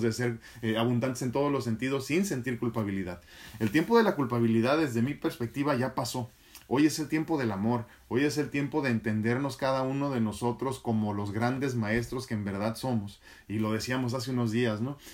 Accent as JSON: {"language": "Spanish", "country": "Mexico", "said": "como mexicano"}